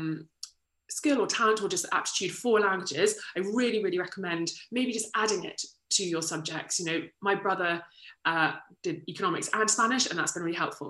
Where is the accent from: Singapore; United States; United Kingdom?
United Kingdom; Kent, South East England; I'm from Kent originally